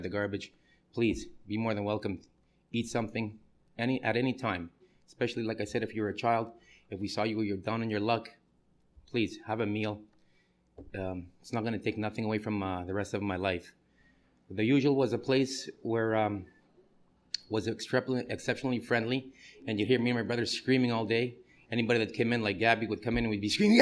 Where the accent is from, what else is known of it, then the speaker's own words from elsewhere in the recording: Canada; moved away as an adult; now in New York, United States; I'm a Canadian. I moved to America in 1990